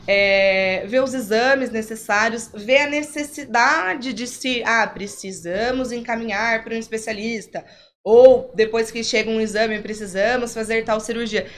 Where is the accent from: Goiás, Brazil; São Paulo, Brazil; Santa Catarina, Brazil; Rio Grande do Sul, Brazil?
São Paulo, Brazil; Campinas; Criada em cidade de interior, sou de Campinas, mas com família em cidade de interior